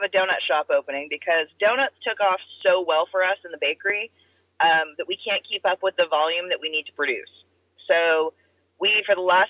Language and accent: English; Pacific Northwest, United States; I'm from the Pacific Northwest. There's rock climbing there.